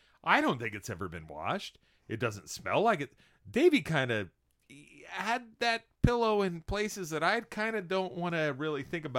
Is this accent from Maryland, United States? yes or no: no; San Diego, California, United States; Oh, we're from San Diego.